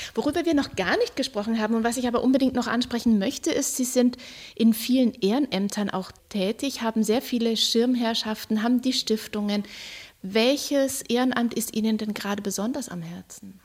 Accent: Nuremberg, Bavaria, Germany; Ich komme ja aus Franken, ich bin Nürnbergerin

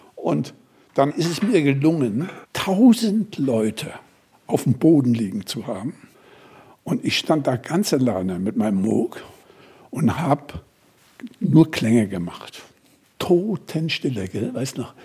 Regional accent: Germany; wir kommen hier als Deutsche

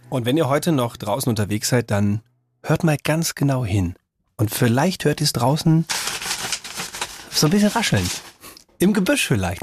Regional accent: North Rhine-Westphalia, Germany; ich bin ja geburtstechnisch relativ in der Nähe von denen aufgewachsen. Also wenn du in NRW bist, fährst du ja total oft nach Holland

